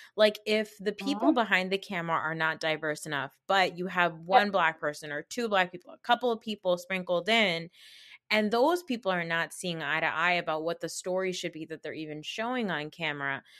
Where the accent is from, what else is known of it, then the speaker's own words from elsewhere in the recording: Pakistan; as a Pakistani